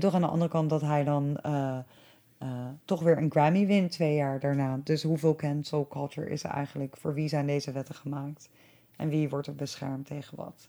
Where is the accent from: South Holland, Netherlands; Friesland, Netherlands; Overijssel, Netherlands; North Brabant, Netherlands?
South Holland, Netherlands; Delft; moved away; ik kom ook uit Delft